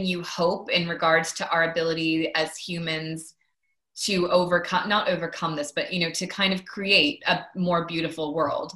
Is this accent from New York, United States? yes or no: no; Maine, United States; now in London, United Kingdom; I grew up in Maine